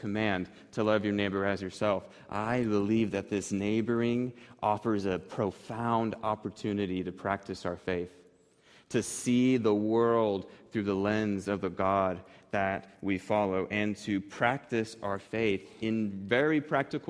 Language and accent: English; Wichita, Kansas, United States; when I was growing up on North Cranberry Street here in East Wichita